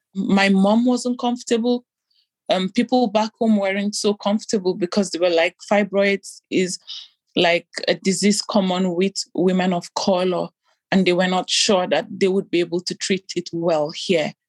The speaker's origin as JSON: {"language": "English", "country": "Nigeria", "tie": "born or raised there", "also_born_or_lived": "Italy", "moved": "as an adult", "lives_now": "Belgium", "said": "growing up in Nigeria as an African"}